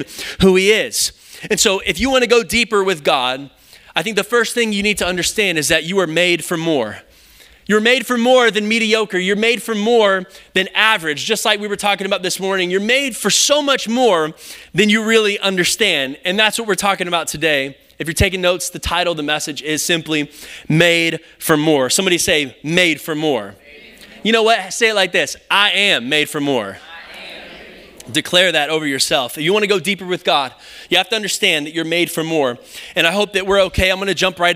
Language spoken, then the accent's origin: English; Round Rock, Texas, United States; also born or lived in Kyle, Texas; I grew up in Round Rock, and so we moved to Kyle when I was in high school